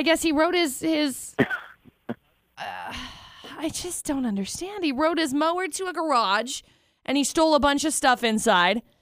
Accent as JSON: {"language": "English", "region": "Utah", "country": "United States"}